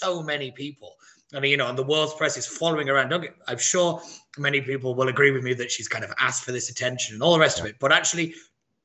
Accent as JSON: {"language": "English", "town": "Wigan", "region": "North West England", "country": "United Kingdom", "moved": "yes", "said": "I come from Wigan"}